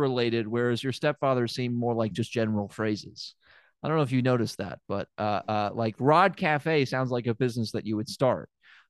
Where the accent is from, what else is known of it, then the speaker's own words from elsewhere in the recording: Memphis, Tennessee, United States; I don't know if I ever mentioned it. I'm from Memphis.